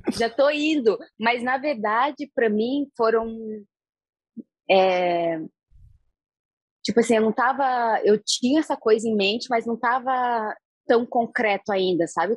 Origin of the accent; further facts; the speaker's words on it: Brazil; now in Egypt; eu sou brasileira